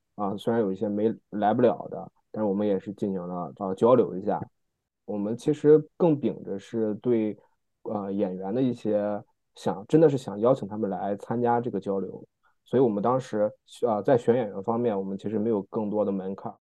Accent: China; moved away; 小时候在国内上学的一些事情

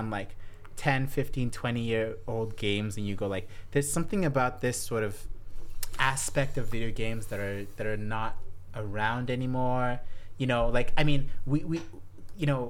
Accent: South Africa; I'm growing up in South Africa. We don't have a lot of money

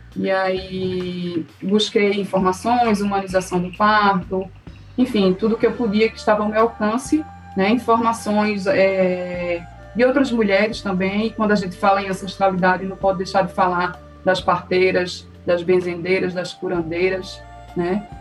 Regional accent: Recife, Pernambuco, Brazil; eu nasci aqui em Recife, né? E me formei em direito graduei em direito, comecei a advogar

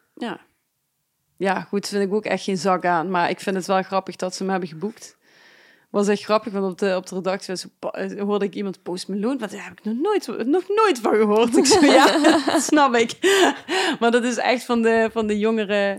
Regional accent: Limburg, Netherlands; uiteindelijk dan Limburg

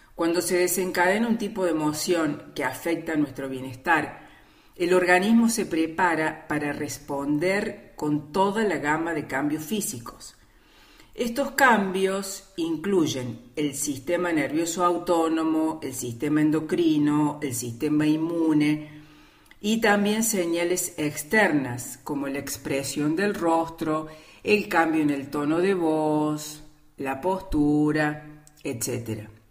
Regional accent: Córdoba, Argentina; soy cordobesa de Córdoba Capital

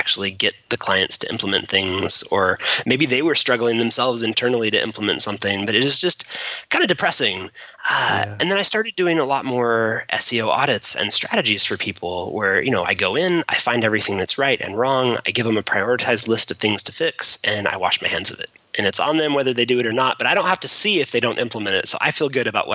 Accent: Washington, United States; we're from Washington

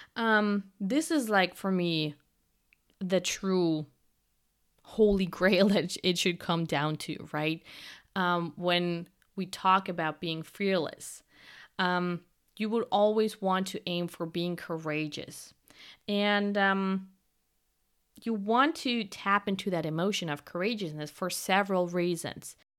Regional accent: Germany; I'm from Germany

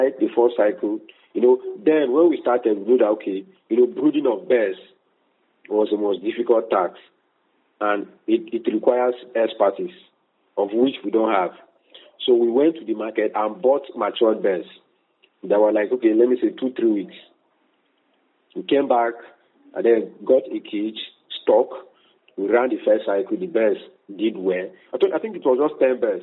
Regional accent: Benue, Nigeria; I was born, brought up, my parents were here, we based in Benue State

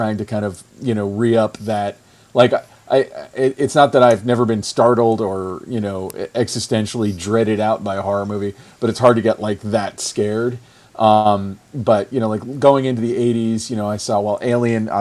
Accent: Orlando, Florida, United States; I'm from Orlando, Florida

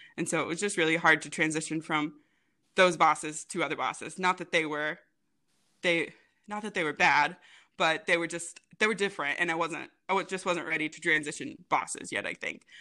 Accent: Rensselaer, Indiana, United States; moved away as an adult; also born or lived in Jacksonville, Florida; now in Indianapolis, United States; I'm originally from Rensselaer, Indiana

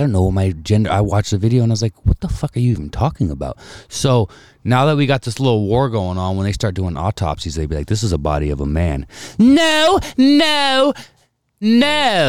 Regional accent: Spokane, Washington, United States; Well, growing up in Spokane

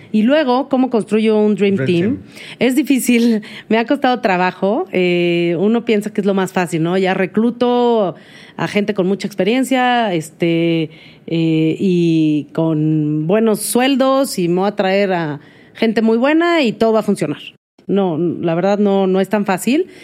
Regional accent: Mexico; soy mexicana y es parte de mi cultura

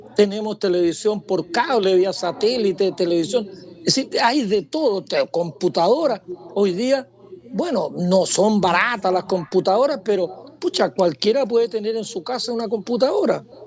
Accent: Chile; also born or lived in Santiago

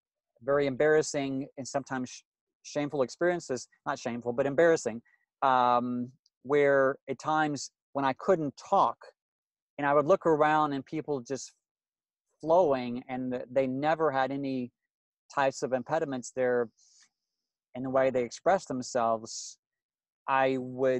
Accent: Louisiana, United States; I grew up in Louisiana

